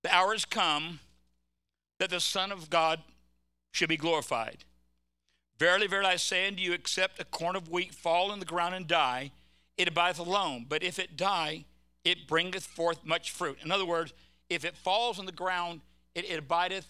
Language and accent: English; California, United States; I'm from California